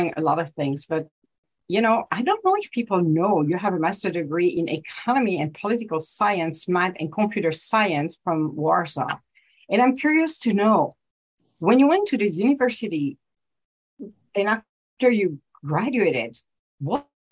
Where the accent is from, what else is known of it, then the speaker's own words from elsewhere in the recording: Italy; I'm from Europe too. I'm Italian